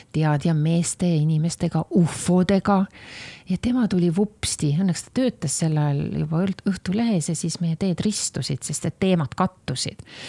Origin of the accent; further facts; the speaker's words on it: Estonia; kõik me olime ju sellised Eesti patrioodid